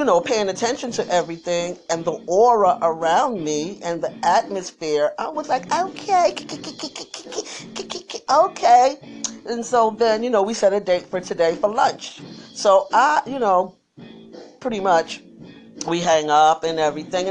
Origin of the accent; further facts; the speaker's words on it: New York City, New York, United States; me too